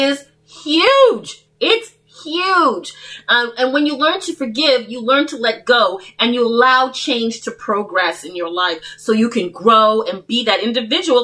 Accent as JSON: {"language": "English", "town": "Toronto", "region": "Ontario", "country": "Canada", "tie": "born or raised there", "said": "I was brought up in Toronto"}